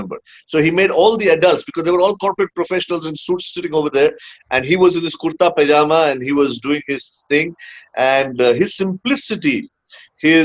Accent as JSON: {"language": "English", "town": "Hyderabad", "region": "Telangana", "country": "India", "tie": "born or raised there", "also_born_or_lived": "Bangalore, India / United States", "moved": "yes", "said": "I was born in Bangalore, grew up, spent about 10 years in Hyderabad, then came back to Bangalore, did my college in Bangalore"}